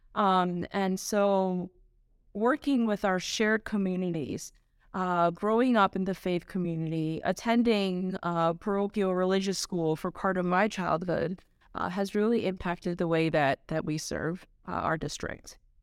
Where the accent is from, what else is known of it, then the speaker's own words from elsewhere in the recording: New York City, New York, United States; I was born and raised in Queens